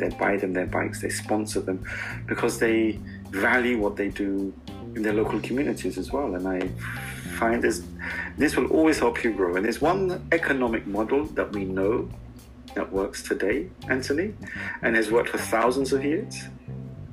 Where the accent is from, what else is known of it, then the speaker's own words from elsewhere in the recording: Karachi, Sindh, Pakistan; I grew up in Karachi with my mom's brother